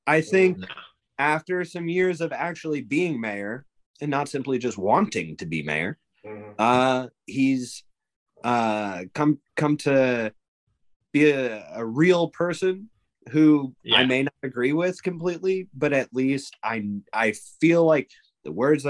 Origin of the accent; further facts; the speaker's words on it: New Haven, Connecticut, United States; I grew up in New Haven while you were mayor.